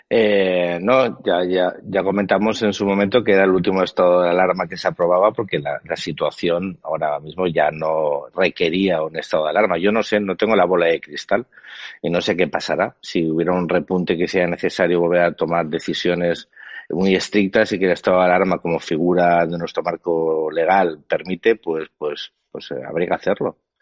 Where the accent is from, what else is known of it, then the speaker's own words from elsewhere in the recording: Spain; yo como español